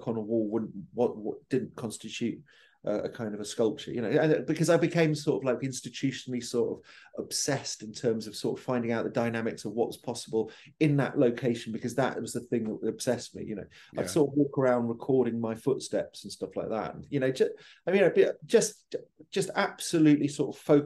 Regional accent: Hastings, South East England, United Kingdom; moved away; also born or lived in Cheltenham; I was born in Cheltenham, but I grew up in Hastings.

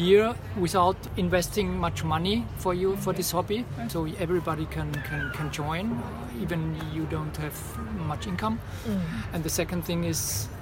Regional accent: Austria; moved away as an adult; now in Vienna, Austria; I'm Austrian. I grew up in at the border to Germany, in Viertel, to border to Bavaria

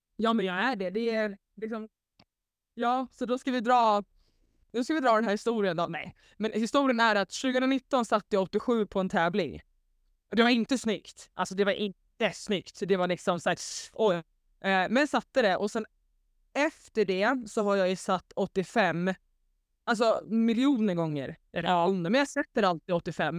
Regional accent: Svedala, Skåne, Sweden; Äntligen hemma i Slödala

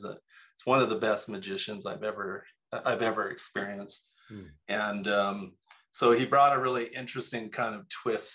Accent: Toronto, Ontario, Canada; moved away as an adult; also born or lived in Salt Lake City, Utah; now in Utah, United States; I'm a transplant here. I'm from Toronto, Canada.

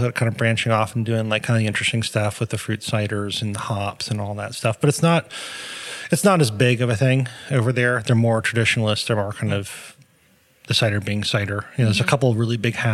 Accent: Massachusetts, United States; moved away as an adult; also born or lived in Europe; I'm from Massachusetts

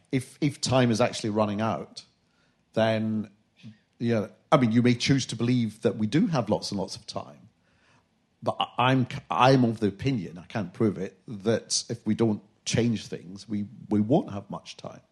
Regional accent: Glasgow, Scotland, United Kingdom; I'm from Glasgow

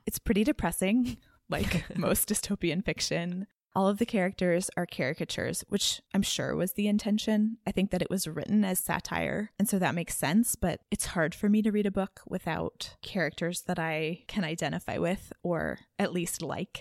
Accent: Dallas, Texas, United States; growing up in Dallas, a lot of what people do for fun is shop.

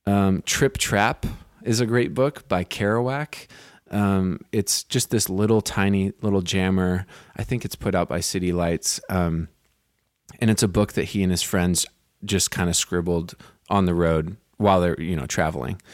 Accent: Santa Cruz, California, United States; moved away as an adult; now in New York, United States; I grew up in Santa Cruz

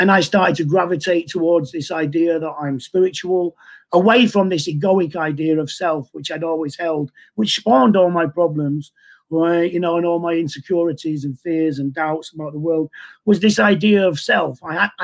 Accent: Manchester, North West England, United Kingdom; I was born in Manchester, 1957

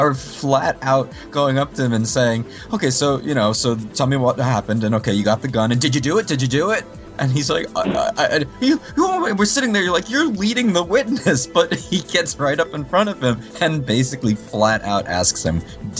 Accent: United States; I'm an American primarily

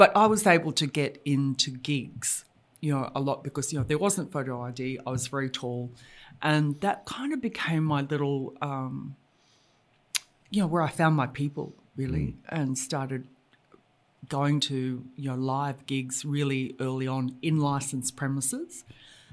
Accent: Brisbane, Queensland, Australia; I grew up in Brisbane

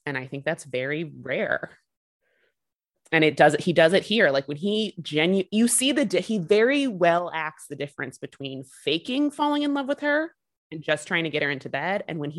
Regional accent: Chicago, Illinois, United States; we're from Chicago.

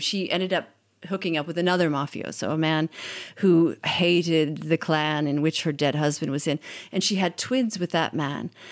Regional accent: United States; moved away as an adult; now in Italy; I'm an American. I've been in Italy since nineteen ninety-six working as a journalist

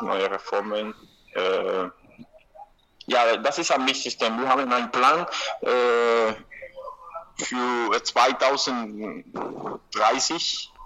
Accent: Havana, Cuba; German is a second language; ich bin in Havanna geboren und ich konnte in Grundschule gelernt kostenlos, äh, auch im Gymnasium, an der Uni

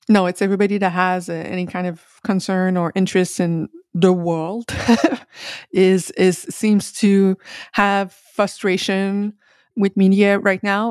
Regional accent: Quebec, Canada; I'm from Quebec

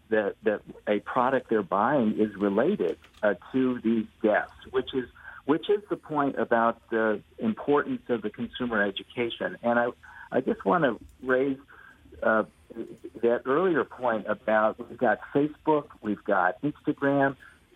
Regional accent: United States

